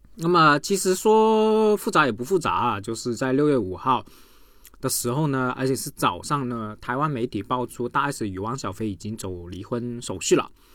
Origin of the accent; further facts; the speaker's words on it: Guangdong, China; 我广东人读不准啊